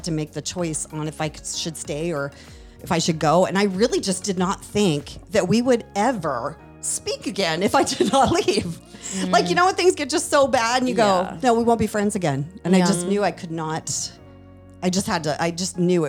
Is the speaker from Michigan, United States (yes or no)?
no; Portland, Oregon, United States; moved away; also born or lived in Roanoke, Virginia / Pittsburgh / Seattle; I'm from Portland